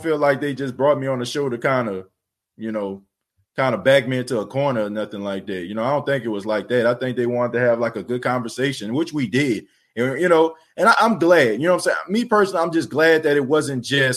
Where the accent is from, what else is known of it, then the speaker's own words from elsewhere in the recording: New Orleans, Louisiana, United States; moved away; I'm from New Orleans. I was born and raised there